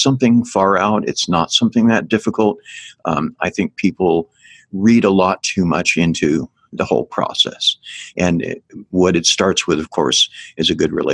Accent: Northern California, United States; I grew up in Northern California

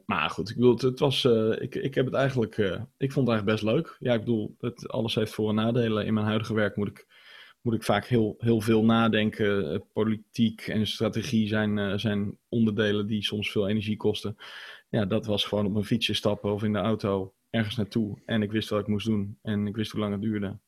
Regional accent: Zutphen, Gelderland, Netherlands; ik heb de vrije school gedaan in, eh, in Zutphen, waar ik ben opgegroeid.

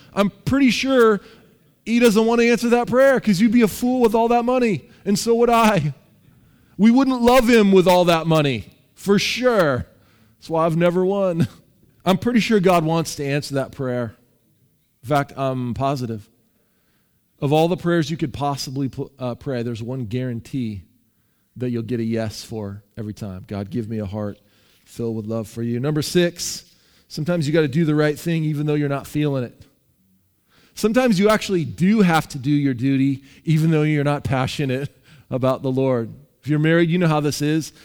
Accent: Seattle, Washington, United States; I'm from Seattle.

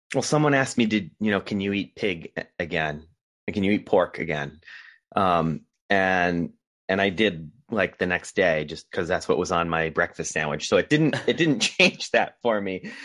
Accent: Rhode Island, United States; moved away as an adult; also born or lived in Boston; now in California, United States; I was born in Rhode Island and lived there, uh, throughout my childhood and into my adult life

